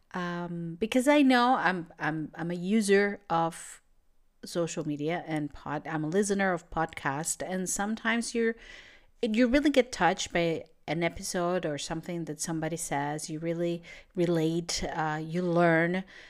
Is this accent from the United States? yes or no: no; Venezuela; English is a second language; moved away as an adult; now in Portugal; I'm from Venezuela, and I moved to Europe